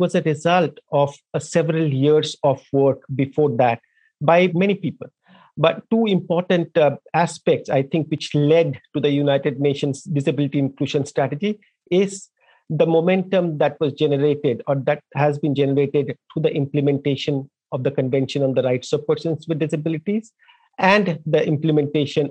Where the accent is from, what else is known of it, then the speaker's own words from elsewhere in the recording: Darjeeling, West Bengal, India; moved away as an adult; I grew up in a small town in India, in the eastern part of India, in a district called Darjeeling that makes tea